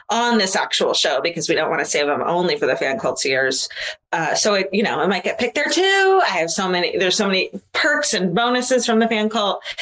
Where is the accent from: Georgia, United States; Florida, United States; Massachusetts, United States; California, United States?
California, United States; Concord; I grew up in the Bay Area, Concord, and was fascinated by the candlelit vigils and community searches for this beautiful mother to be.